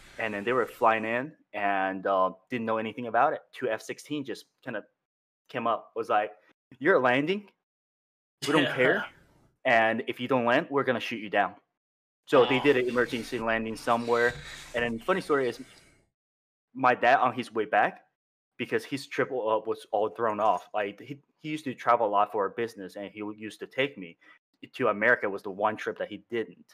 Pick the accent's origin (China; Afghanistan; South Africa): China; now in United States; I'm from China, born, raised there